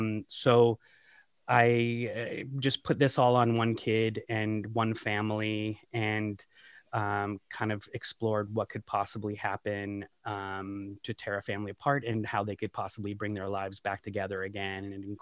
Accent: Seattle, Washington, United States; moved away as an adult; now in Ann Arbor, United States; I'm originally from the Northwest, from the Seattle area, and moved here a few years ago with my wife, who got a job at the University of Michigan.

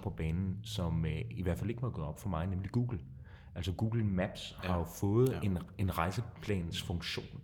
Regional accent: Kolding, Southern Denmark, Denmark; nu er jeg selv fra Kolding øh, i Jylland

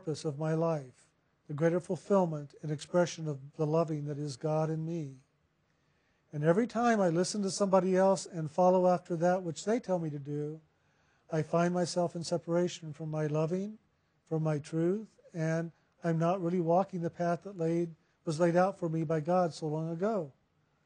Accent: San Antonio, Texas, United States; I was born in San Antonio.

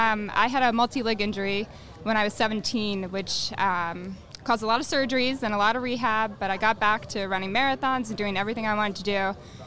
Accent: New Jersey, United States; born or raised there; also born or lived in Glen Ridge, New Jersey

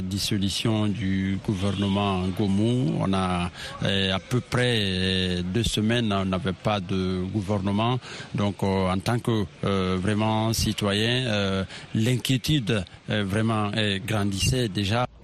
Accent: Guinea; en tant que bon Guinéen

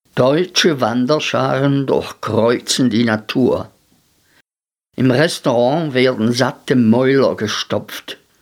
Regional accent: Switzerland; bei uns in der Schweiz

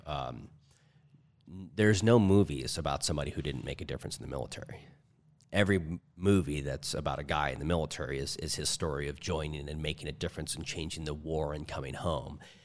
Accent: St. Louis, Missouri, United States; now in Arizona, United States; I was raised in Saint Louis, Missouri, and there's all different flavors of people there. Now we're in Arizona

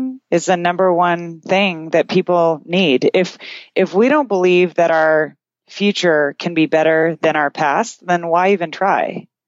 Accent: Canada; I'm Canadian

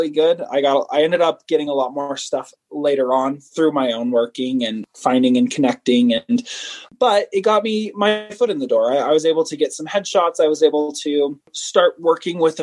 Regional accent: Savannah, Georgia, United States; now in Utah, United States; I'm from Savannah.

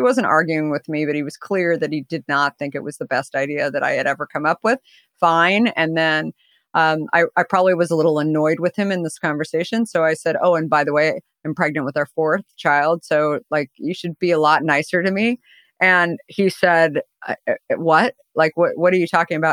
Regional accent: Arizona, United States; I grew up in Arizona

